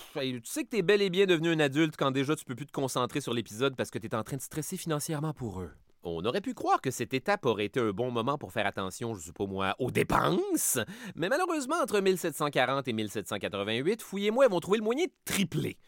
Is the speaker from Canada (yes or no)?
yes; Canada; je suis Canadien